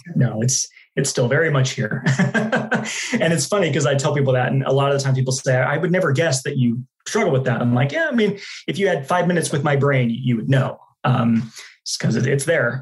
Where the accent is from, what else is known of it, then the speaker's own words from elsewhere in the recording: Dallas, Texas, United States; moved away as an adult; also born or lived in Utah; now in Phoenix, United States; I was born in Utah, uh, lived there till I was nine years old, then moved to Dallas, Texas